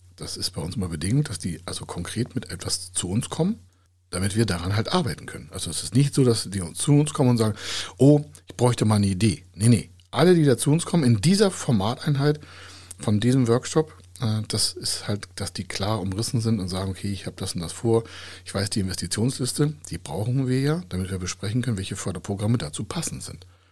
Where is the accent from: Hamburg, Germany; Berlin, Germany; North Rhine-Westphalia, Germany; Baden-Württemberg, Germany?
Hamburg, Germany; Bei uns in Hamburger